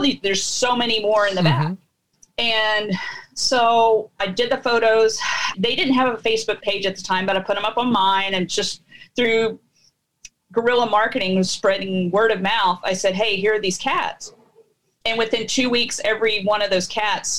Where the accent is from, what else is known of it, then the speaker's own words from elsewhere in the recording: Nashville, Tennessee, United States; moved away as an adult; now in Franklin, United States; I eventually moved back down to my hometown in Nashville